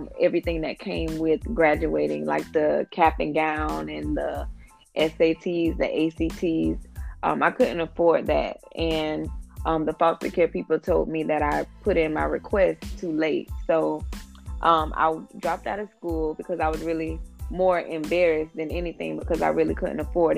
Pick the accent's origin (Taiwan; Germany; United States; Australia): United States; Jacksonville, Florida; I'm from Jacksonville, Florida